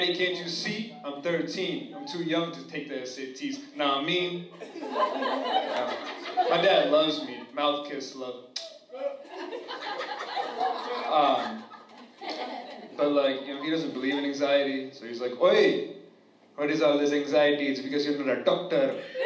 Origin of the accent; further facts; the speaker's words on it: New Jersey, United States; I'm from New Jersey